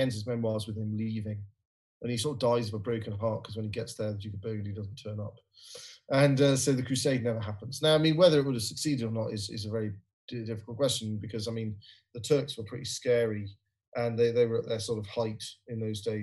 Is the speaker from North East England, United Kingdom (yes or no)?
yes; Newcastle upon Tyne, North East England, United Kingdom; moved away; also born or lived in Aberdeen; Newcastle, which is my hometown